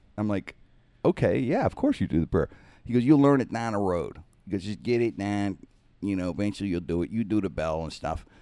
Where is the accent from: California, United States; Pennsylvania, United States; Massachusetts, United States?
Pennsylvania, United States; Pittsburgh; It's where I grew up. Twelfth Street, I grew up in Penn Avenue rear.